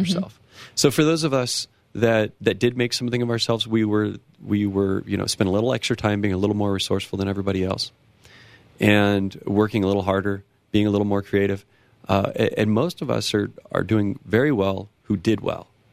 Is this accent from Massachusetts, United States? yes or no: no; near Los Angeles, California, United States; now in Colorado, United States; I come from a small town in California, right outside of Los Angeles.